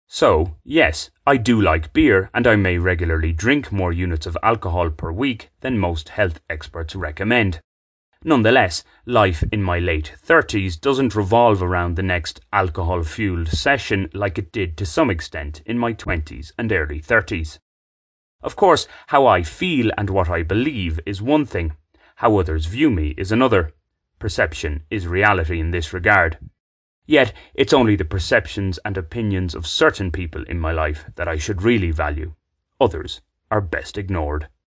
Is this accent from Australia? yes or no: no; Ireland; now in Bogotá, Colombia; an Irishman who likes the occasional beer